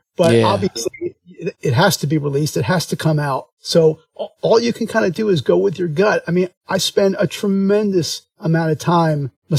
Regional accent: Philadelphia, Pennsylvania, United States; moved away; I'm originally from Philadelphia

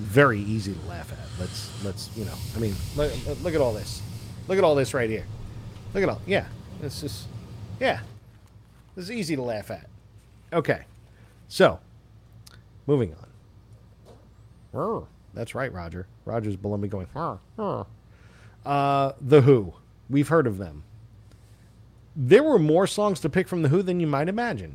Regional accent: Long Island, New York, United States; now in California, United States; I'm from Long Island.

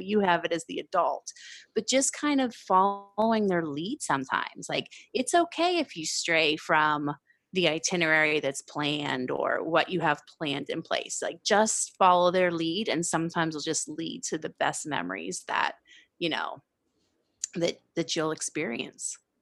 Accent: Pennsylvania, United States; moved away; also born or lived in San Diego; I'm from Pennsylvania originally. So growing up on the East Coast

